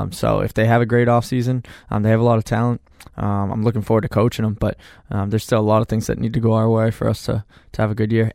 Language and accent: English; Manchester, New Hampshire, United States; people know I'm from Manchester. I still, you know, live in Manchester